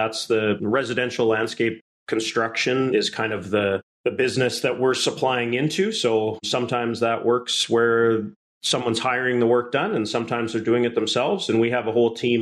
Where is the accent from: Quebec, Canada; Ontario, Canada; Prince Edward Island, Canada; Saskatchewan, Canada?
Saskatchewan, Canada; Emerald Park; also born or lived in Lumsden, Saskatchewan; Saskatchewan is my home. I grew up in Emerald Park just outside of Regina, and then in high school moved north of town to the rival Lumsden community